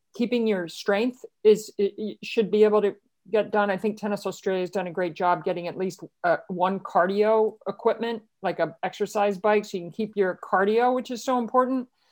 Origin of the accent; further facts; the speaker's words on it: Baltimore, Maryland, United States; where I grew up in Baltimore